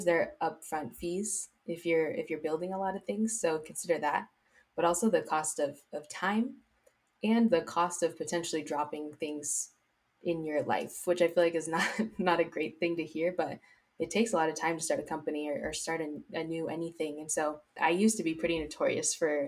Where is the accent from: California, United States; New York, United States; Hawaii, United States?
California, United States; South Bay; Growing up in the South Bay